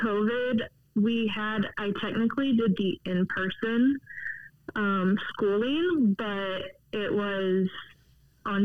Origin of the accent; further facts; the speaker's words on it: Virginia, United States; also born or lived in San Diego; now in Tucson, United States; I'm originally from Virginia, and we got transferred to San Diego.